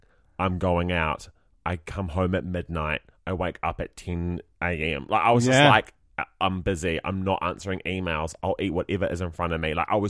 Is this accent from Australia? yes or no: no; New Zealand; oh, we're from New Zealand.